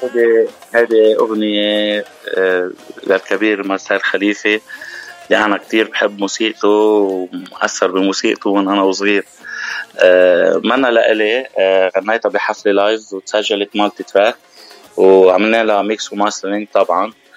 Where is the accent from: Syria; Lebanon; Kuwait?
Lebanon; Mount Lebanon; now in Dubai, United Arab Emirates; انا ابن جبل لبنان